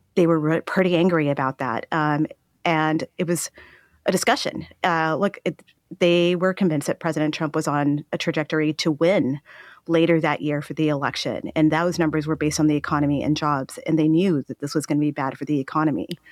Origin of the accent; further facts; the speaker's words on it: El Paso, Texas, United States; I am from Texas. I saw my hometown of El Paso go through a very dark time